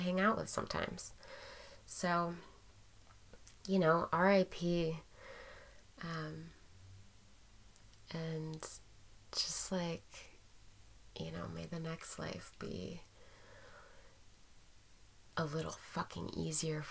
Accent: Portland, United States; growing up in Portland

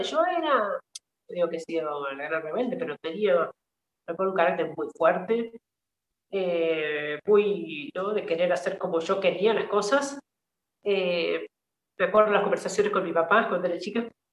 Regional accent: Mercedes, San Luis, Argentina; moved away as an adult; also born or lived in Syria; soy de un una ciudad, un pueblo del centro del país, de provincia Mercedes, provincia de San Luis.

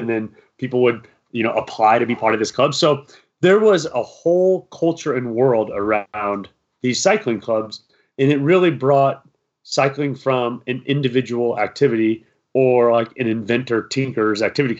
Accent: Iowa, United States; moved away; I'm from Iowa.

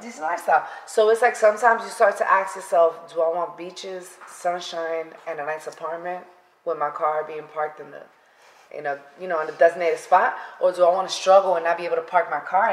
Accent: New York City, New York, United States; moved away; I am originally from the Bronx, and I grew up and was raised there.

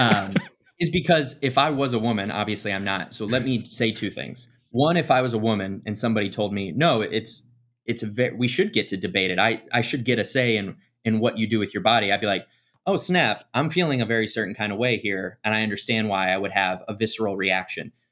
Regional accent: Midwest, United States; I grew up in the Midwest

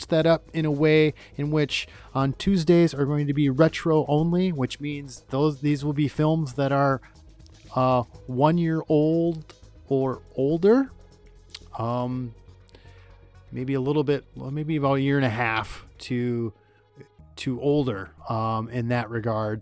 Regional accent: Michigan, United States; my home state of Michigan

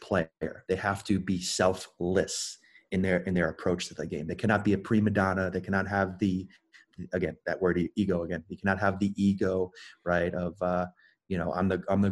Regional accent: Melbourne, Florida, United States; moved away as an adult; also born or lived in Belgium; Born and raised in Melbourne, Florida.

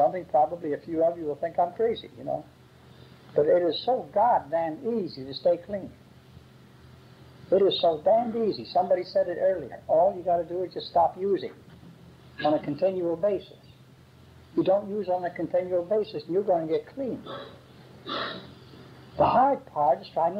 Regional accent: Philadelphia, Pennsylvania, United States; also born or lived in Great Britain; if you've ever been in Philadelphia or met a Philadelphia lawyer, that is where the best shysters are. And that was my hometown

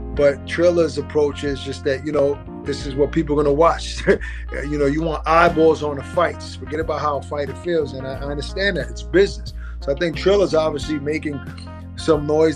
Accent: New York City, New York, United States; I was born and raised in Brooklyn

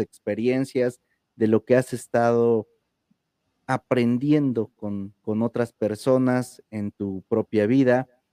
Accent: Oaxaca, Mexico; mil ocho mil decimos aquí en Oaxaca

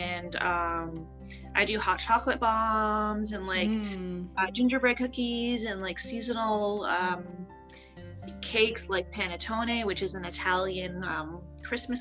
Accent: Toronto, Ontario, Canada; moved away as an adult; now in Baltimore, United States; I'm from Toronto, so just recently moved here about 3 years ago

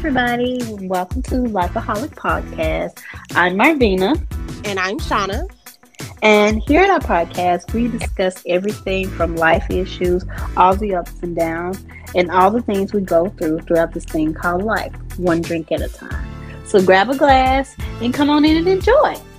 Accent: Memphis, Tennessee, United States; us being from Memphis

